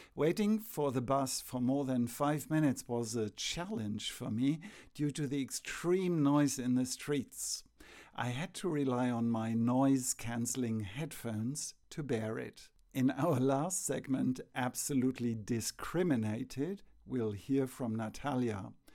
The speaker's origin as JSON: {"language": "English", "country": "Germany", "said": "we are from Germany, a country renowned for its love of cars"}